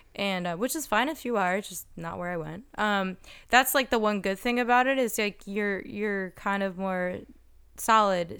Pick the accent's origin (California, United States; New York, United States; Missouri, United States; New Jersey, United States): New Jersey, United States; moved away as an adult; also born or lived in Philadelphia; now in Los Angeles, United States; I'm from New Jersey, but I moved from Philadelphia